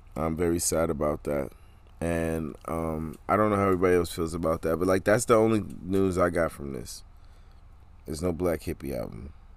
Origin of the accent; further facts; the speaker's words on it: New York City, New York, United States; That's my hometown. That's my hometown right there, New York City.